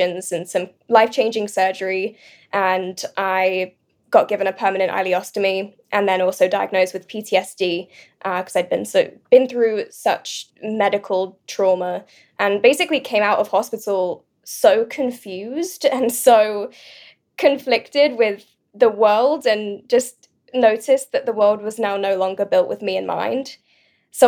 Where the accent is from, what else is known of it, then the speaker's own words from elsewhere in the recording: United Kingdom; moved away as an adult; also born or lived in London; now in Los Angeles, United States; I'm British originally, now